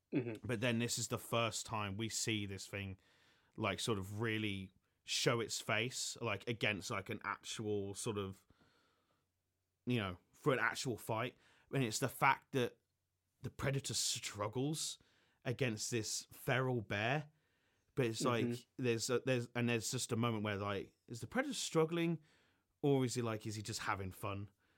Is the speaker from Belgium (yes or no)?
no; England, United Kingdom; as an Englishman